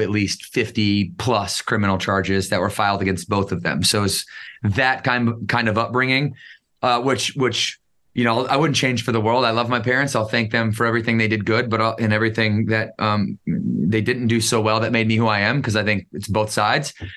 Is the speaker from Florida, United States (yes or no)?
no; Battle Creek, Michigan, United States; I grew up in Battle Creek, Michigan.